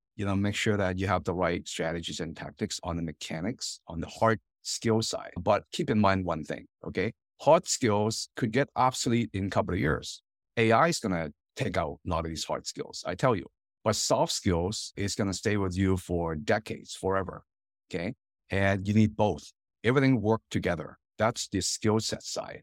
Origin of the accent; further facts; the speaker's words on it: Hong Kong; now in United States; My, my parents and I, you know, kind of Chinese American immigrant family, and I'm from Hong Kong originally